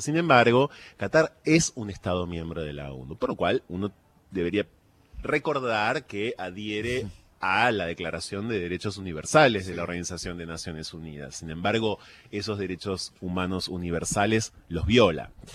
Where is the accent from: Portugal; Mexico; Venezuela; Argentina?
Argentina; me reconozco como argentino